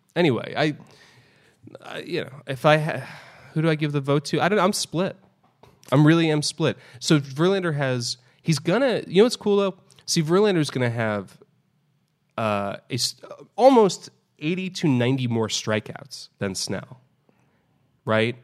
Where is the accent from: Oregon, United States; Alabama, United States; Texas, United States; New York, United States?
New York, United States; New York City; I grew up in New York City